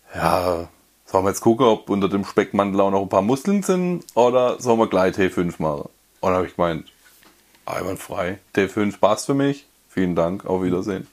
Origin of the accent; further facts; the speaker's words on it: Karlsruhe area, Baden-Württemberg, Germany; moved away; ich komme ja aus der Karlsruher Ecke eigentlich ursprünglich